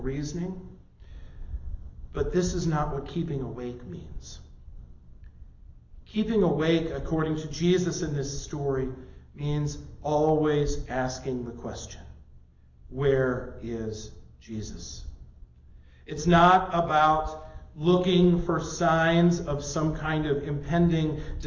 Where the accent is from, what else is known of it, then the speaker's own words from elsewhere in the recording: Midwest, United States; now in Las Vegas, United States; growing up in the Midwest